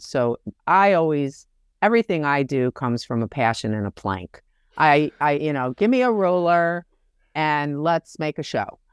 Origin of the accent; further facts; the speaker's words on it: Detroit, Michigan, United States; now in New York City, United States; I am originally from Detroit, Michigan, and live in New York City on the Upper West Side, and have for longer than I lived in Detroit